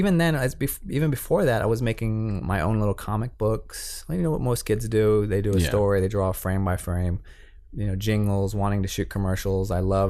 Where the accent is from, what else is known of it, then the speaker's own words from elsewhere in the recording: San Antonio, Texas, United States; I'm a Latino, and I'm from Texas in a neighborhood that had no cameramen, way far away from the industry.